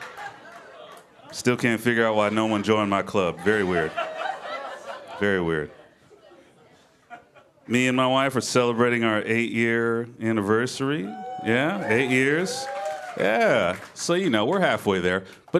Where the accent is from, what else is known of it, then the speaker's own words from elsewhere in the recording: Memphis, Tennessee, United States; I'm originally from Memphis, Tennessee. I'm from the South. I got mixed feelings about being where I'm from. I'm a proud Southerner. I love where I grew up